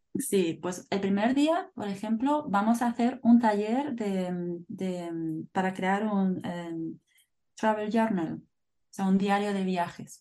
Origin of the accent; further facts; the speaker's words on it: northern Spain, Spain; Soy de España, como tú. Del norte de España.